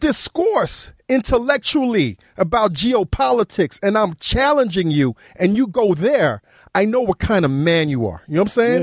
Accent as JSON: {"language": "English", "town": "New York City", "region": "New York", "country": "United States", "tie": "born or raised there", "said": "I grew up in New York City"}